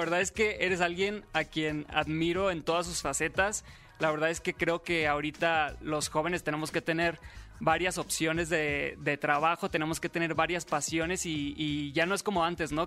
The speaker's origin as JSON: {"language": "Spanish", "region": "Sinaloa", "country": "Mexico", "said": "Yo soy de Sinaloa"}